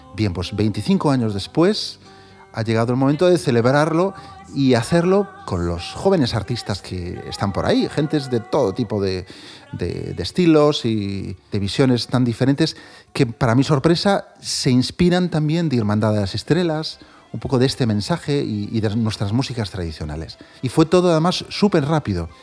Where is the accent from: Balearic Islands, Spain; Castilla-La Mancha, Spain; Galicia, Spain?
Galicia, Spain; Vigo; Vigo, donde yo nací